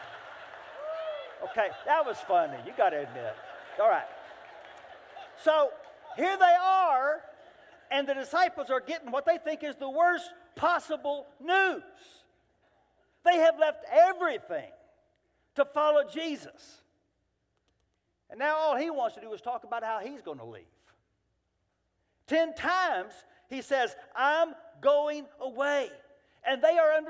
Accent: Central Texas, United States; We're from Central Texas

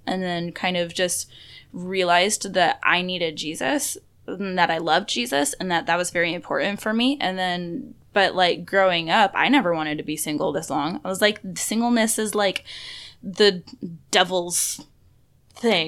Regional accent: Florida, United States

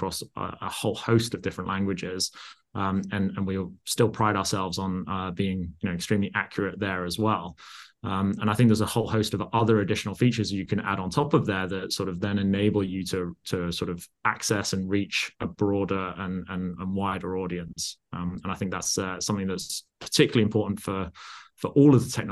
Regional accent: Yorkshire and the Humber, United Kingdom; I actually grew up in Yorkshire

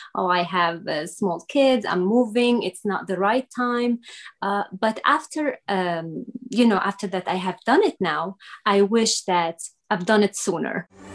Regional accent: Syria; English is a second language; now in United States; I was not born in the United States. I am originally from Syria

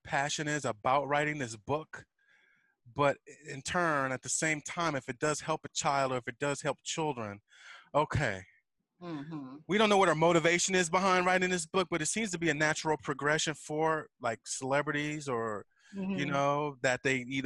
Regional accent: United States; moved away; as an American

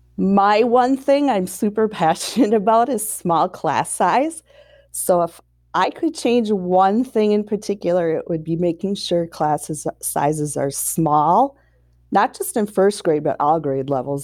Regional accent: Saint Paul, Minnesota, United States; I was born and raised in Saint Paul, Minnesota

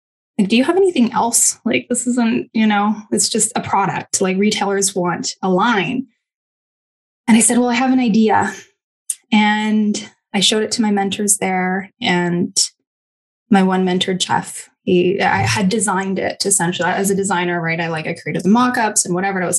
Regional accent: Kamloops, British Columbia, Canada; moved away as an adult; also born or lived in Fort St. John, British Columbia / Malaysia; now in Kelowna, Canada; I was born in Fort St. John, British Columbia, and I lived there until I was about 10 years old, until my parents packed my sister and I up and moved us to Kamloops, so a little bit more south

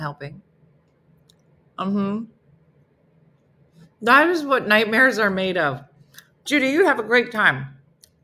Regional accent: New Jersey, United States; I'm from New Jersey

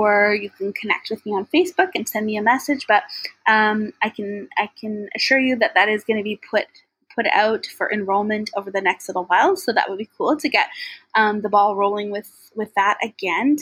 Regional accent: Maple Ridge, British Columbia, Canada

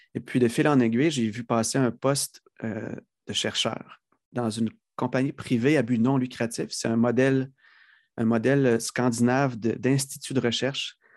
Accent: Lévis, Quebec, Canada; also born or lived in Lac Saint-Jean; j'ai grandi sur la rive sud de Québec, Saint-Rédempteur, qui est une petite ville qui a été absorbée dans la mégapole de Lévis.

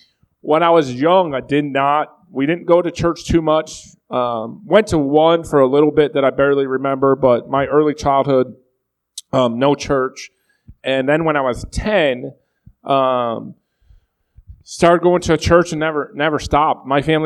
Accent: Buffalo, New York, United States; moved away as an adult; I grew up in Buffalo, New York.

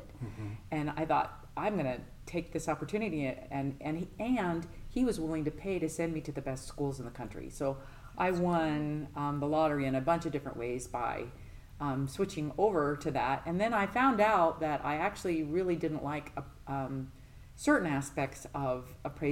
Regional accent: Colorado, United States; moved away as an adult; also born or lived in Utah; now in Nolensville, United States; I'm mainly from Colorado, but we most recently moved from the state of Utah.

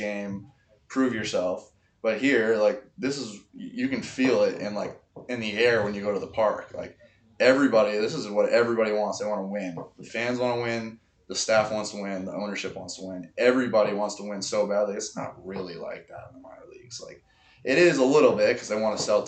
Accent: Boston, Massachusetts, United States; I'm from Boston

